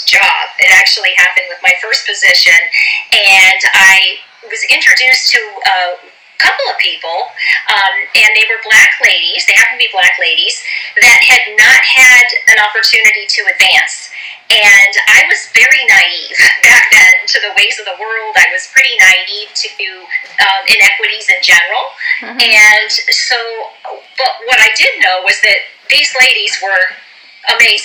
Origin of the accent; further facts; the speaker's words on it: Orange County, California, United States; I'm from Orange County, California